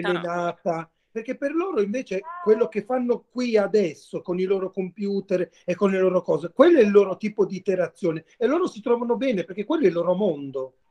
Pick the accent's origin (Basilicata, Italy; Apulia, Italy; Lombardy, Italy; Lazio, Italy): Apulia, Italy; Mola di Bari